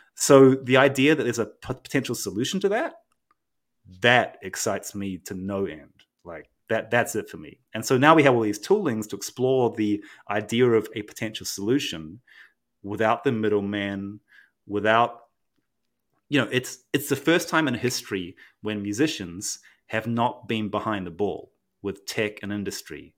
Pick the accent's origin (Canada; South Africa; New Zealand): New Zealand; also born or lived in Japan; now in United States; I grew up in New Zealand and partly between Japan and New Zealand, but mostly in New Zealand